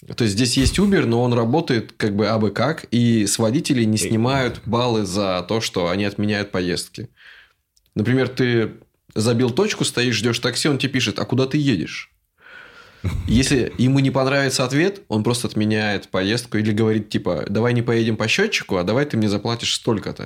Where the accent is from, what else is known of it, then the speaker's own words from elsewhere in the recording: Russia; moved away; Мы такие из России